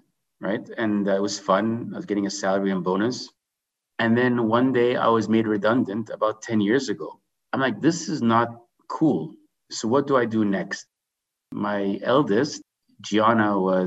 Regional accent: Vancouver, British Columbia, Canada; also born or lived in Jordan / Dubai; moved to Canada back in 1987

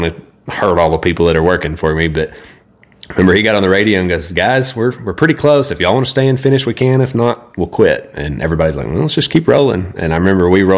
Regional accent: Idalou, Texas, United States; I grew up in Idaloo, so everything's flat there

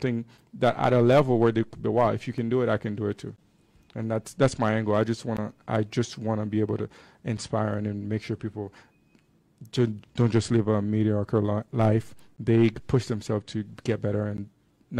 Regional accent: Port-au-Prince, Haiti; moved away as an adult; now in Salt Lake City, United States; I grew up in Haiti. I did all my schooling there until high school.

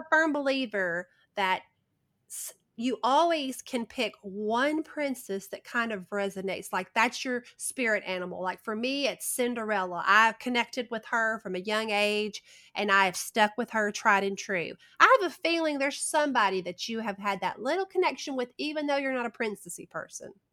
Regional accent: the South, United States; accent: Southern

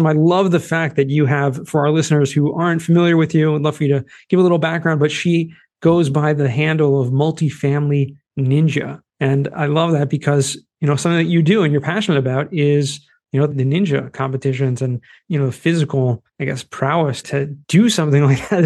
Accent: Boston, Massachusetts, United States; accent: Boston; my Boston accent

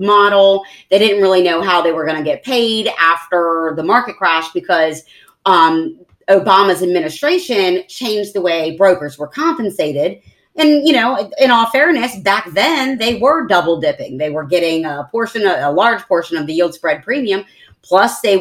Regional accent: Maryland, United States; now in Southwest Florida, United States; Maryland is where I grew up. It's my hometown.

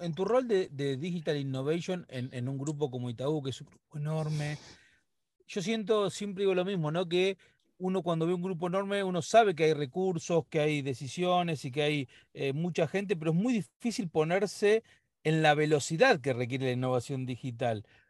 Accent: Argentina; nosotros los argentinos

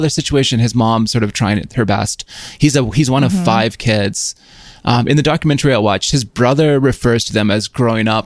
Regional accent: Yukon, Canada; moved away; I'm from the Yukon originally.

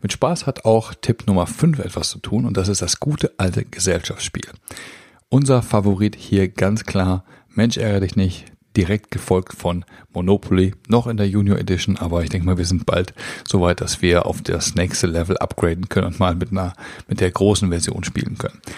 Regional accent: North Rhine-Westphalia, Germany; Wir sind als Münsterländer natürlich auf dem Fahrrad quasi geboren und wir fahren sehr viel Fahrrad.

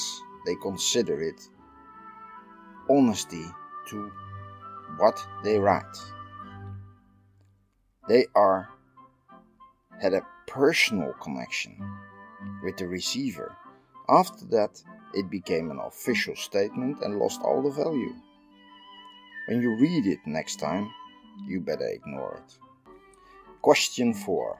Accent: Netherlands; I'm from the Netherlands.

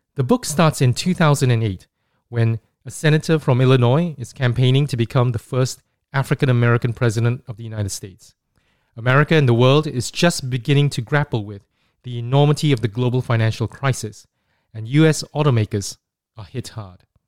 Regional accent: Singapore; growing up in Singapore in the nineteen eighties

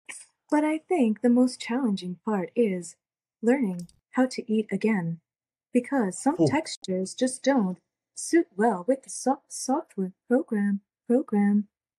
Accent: Toronto, Ontario, Canada; I'm from Toronto, Ontario.

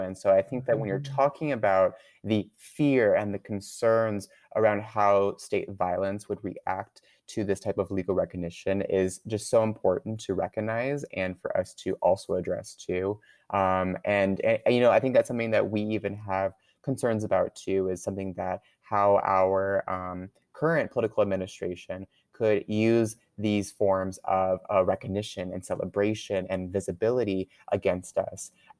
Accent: Canada; now in United States; Well, I can't vote myself. I'm actually a Canadian citizen. I'm going through the permanent residency process.

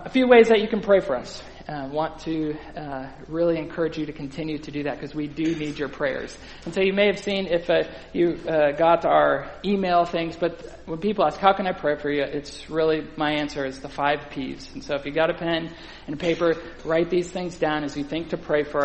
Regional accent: Wisconsin, United States; now in New Braunfels, United States; I'm a Brewers fan growing up in Wisconsin

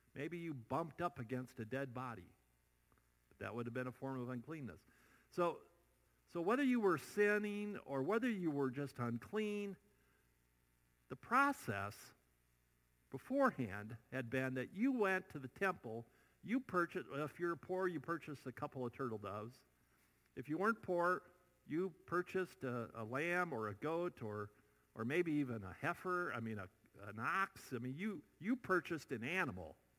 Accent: Iowa, United States; moved away; I still go back to my home state, Iowa

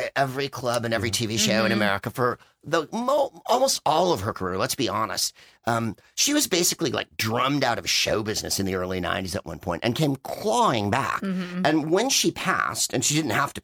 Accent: San Francisco, California, United States; moved away; I'm from San Francisco and I lived there for a long time when he lived there

